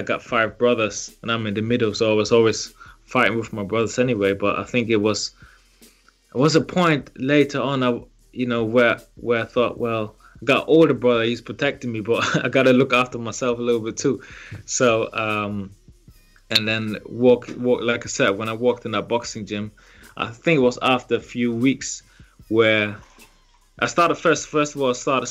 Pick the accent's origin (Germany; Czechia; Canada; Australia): Germany; moved away as an adult; also born or lived in Liberia; now in United Kingdom; I was born in Liberia, West Africa, and then grew up in Germany before I then moved to the UK when I was about 20